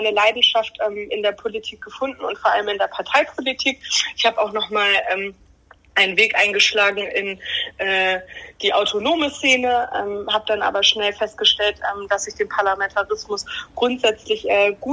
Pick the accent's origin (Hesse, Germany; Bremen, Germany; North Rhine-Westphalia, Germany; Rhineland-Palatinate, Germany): Bremen, Germany; Ich wohne wieder in meinem Eltern- und Familienhaus. Ach so. So sehr bin ich Bremerin